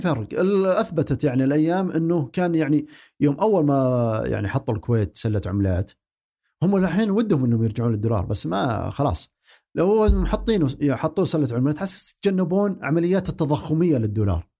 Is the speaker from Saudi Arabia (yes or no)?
yes; Saudi Arabia; عندنا في السعوديه